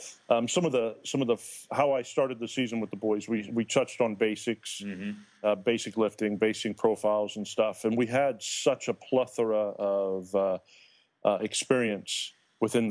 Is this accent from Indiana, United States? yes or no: yes; Indiana, United States; Being an Indiana boy